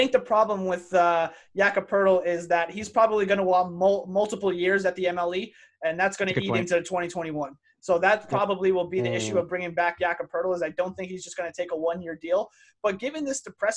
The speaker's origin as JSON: {"language": "English", "country": "Canada", "said": "we're from Canada"}